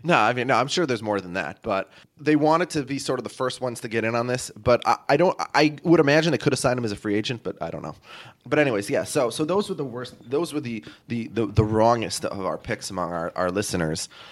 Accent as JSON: {"language": "English", "country": "United States"}